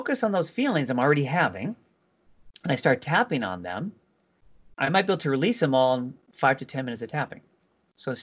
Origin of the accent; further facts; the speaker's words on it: California, United States; now in East Coast, United States; I'm originally from California